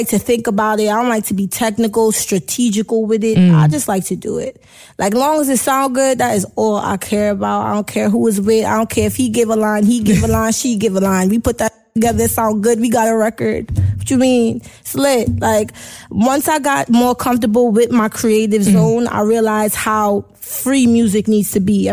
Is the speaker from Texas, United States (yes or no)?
no; New York City, New York, United States; also born or lived in Jamaica (roots); We ain't just Brooklyn. We got that little Caribbean flavor.